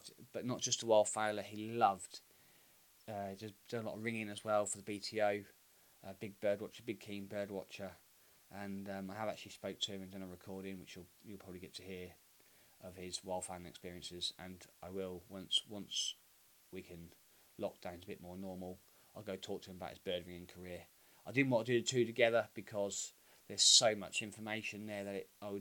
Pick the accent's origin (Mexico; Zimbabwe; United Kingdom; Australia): United Kingdom; Sandringham, East of England; moved away as an adult; I grew up in Sandringham in Norfolk. That's where I spent most of my childhood. Actually, till I was 18, till I moved away